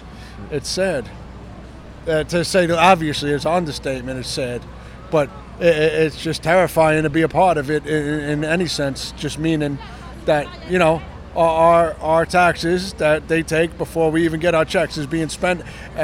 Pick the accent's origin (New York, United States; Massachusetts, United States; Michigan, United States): New York, United States; New York City; I'm from Brooklyn, New York.